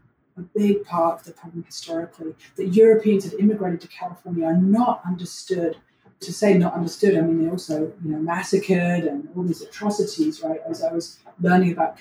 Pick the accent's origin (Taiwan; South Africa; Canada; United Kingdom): United Kingdom; London; also born or lived in New York; now in Los Angeles, United States; I'm originally from London, England